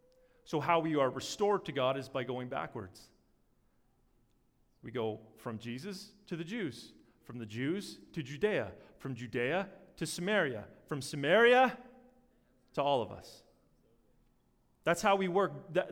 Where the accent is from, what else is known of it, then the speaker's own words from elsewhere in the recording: Vancouver, British Columbia, Canada; now in Calgary, Canada; I grew up in Vancouver. We came to Calgary every summer to see our grandparents.